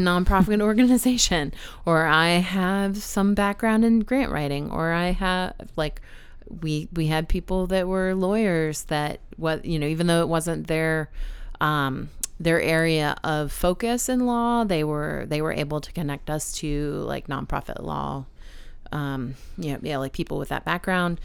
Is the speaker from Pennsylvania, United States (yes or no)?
no; San Antonio, Texas, United States; moved away as an adult; now in Baltimore, United States; I grew up in San Antonio